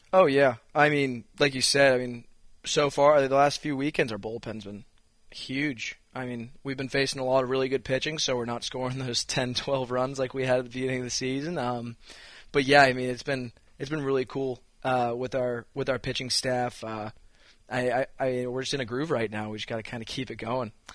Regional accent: Massachusetts, United States; moved away as an adult; now in Blacksburg, United States; I'm from Mass.

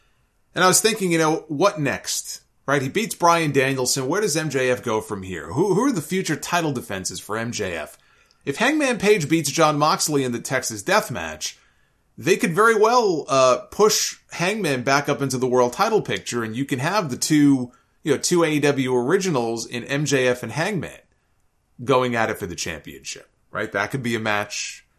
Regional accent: Winnipeg, Manitoba, Canada; Remember, I'm from Winnipeg, you idiot.

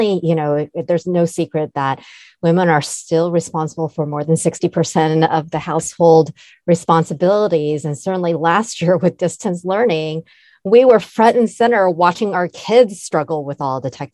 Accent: California, United States; also born or lived in Taiwan; greetings from sunny California, where I've lived most of my life. So to tell you a little bit more about myself, I immigrated from Taiwan when I was just 5 years old

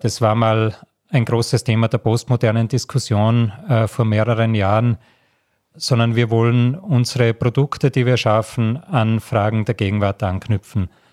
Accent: Salzburg, Austria; moved away; also born or lived in Graz; ich bin in Salzburg in den Bergen aufgewachsen

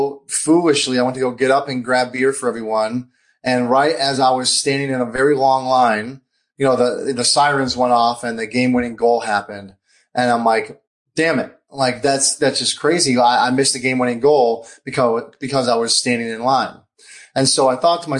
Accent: Michigan, United States; I'm from Michigan

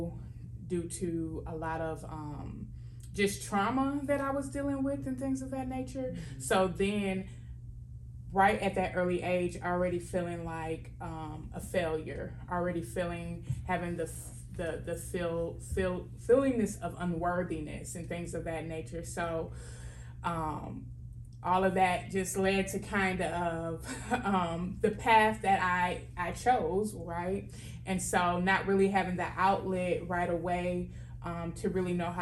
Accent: Milwaukee, Wisconsin, United States; Born and raised in Milwaukee, Wisconsin

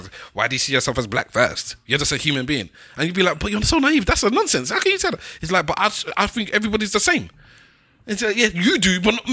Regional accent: Nigeria; I'm Nigerian.

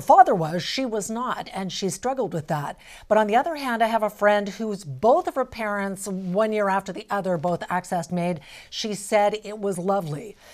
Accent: Alberta, Canada; now in British Columbia, Canada; I'm from Alberta. That's kind of my home weather

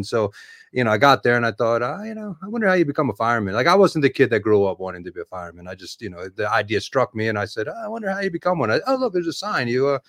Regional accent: Baltimore, Maryland, United States; moved away as an adult; also born or lived in New York; I'm a Baltimore born and raised. You know, I was graduated high school, graduated college there and stuff.

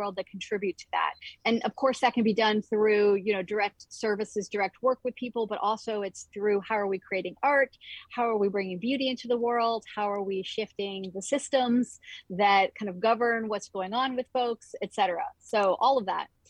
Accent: Northeast of the U.S., United States; also born or lived in Northwest of the U.S.; now in Northwest US, United States; I grew up in the Northeast of the U.S. and currently live in the Northwest of the U.S.

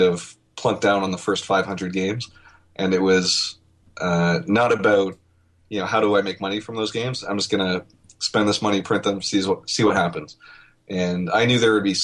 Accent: Canada; now I'm Canadian

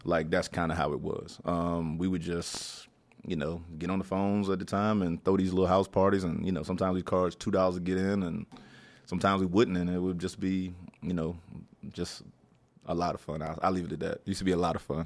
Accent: Tarboro, North Carolina, United States; moved away as an adult; also born or lived in Norfolk, Virginia / Florida / Maryland / Durham, North Carolina; now in Washington, D.C., United States; North Carolina is my home. Okay. So that's kind of where I cut my teeth at. That's where I did high school at.

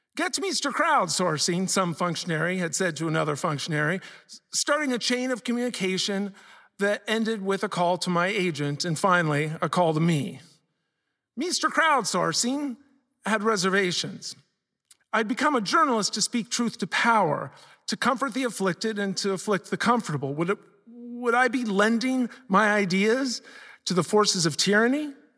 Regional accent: Columbus, Ohio, United States; I grew up in Columbus, Ohio.

